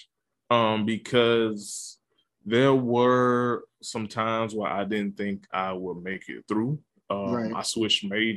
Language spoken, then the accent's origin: English; Georgia, United States; I went to South Georgia Tech, Tech Community College, and I was working part-time at my hometown, Dollar General.